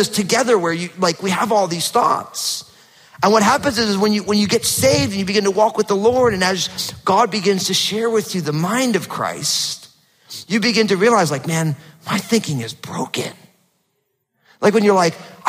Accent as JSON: {"language": "English", "region": "New Jersey", "country": "United States", "tie": "born or raised there", "moved": "yes", "lives_now": "Pacific Northwest, United States", "said": "growing up in New Jersey, super hot, humid summers and freezing cold winters were normal. And now, because I live in the Northwest"}